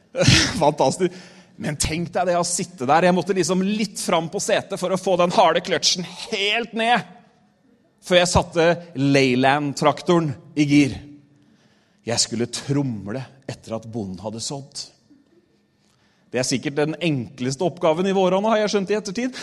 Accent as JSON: {"language": "Norwegian", "town": "Re", "region": "Vestfold", "country": "Norway", "tie": "born or raised there", "also_born_or_lived": "Tolsrød", "said": "Men vi flytta fra Tolsrød, og så flytta vi til eh, det som het Våle kommune før. Nå heter det Re"}